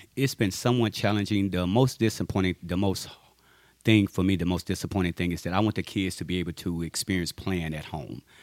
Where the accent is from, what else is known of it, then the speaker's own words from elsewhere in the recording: Ruston, Louisiana, United States; I grew up in Ruston, Louisiana, home of Louisiana Tech University